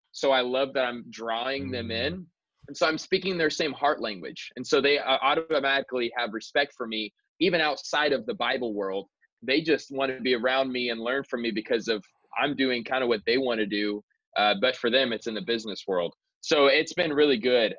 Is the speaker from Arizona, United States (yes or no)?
yes; Queen Creek, Arizona, United States; also born or lived in California; I'm actually in my hometown where I grew up. I live in Queen Creek, Arizona